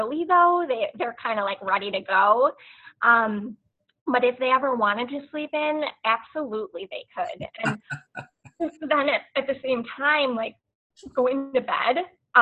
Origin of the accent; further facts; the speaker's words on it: United States; as an American